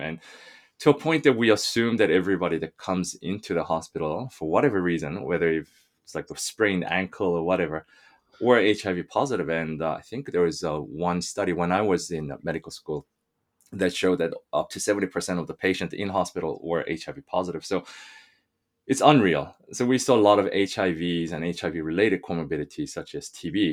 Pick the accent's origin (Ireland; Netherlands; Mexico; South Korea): South Korea; also born or lived in South Africa; now in Canada; I was born in Korea